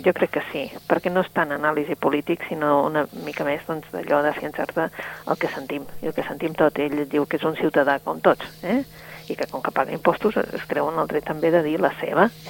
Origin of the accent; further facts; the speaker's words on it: Catalonia, Spain; nosaltres sentíem que som catalans